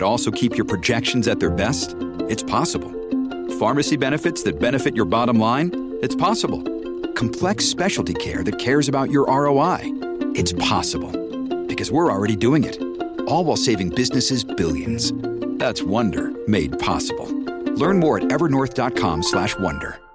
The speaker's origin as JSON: {"language": "English", "region": "southern Indiana", "country": "United States", "tie": "born or raised there", "said": "My mom and dad uh, built a, everything that matters in a small town in southern Indiana."}